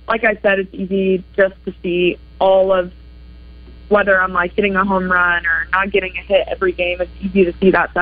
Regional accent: Arkansas, United States; me growing up in Arkansas

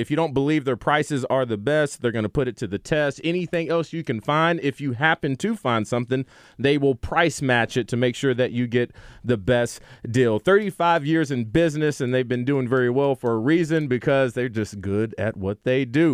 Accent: the South, United States; We're from the South

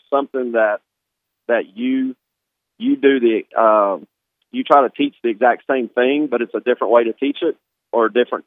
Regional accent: Arkansas, United States; I grew up in Arkansas

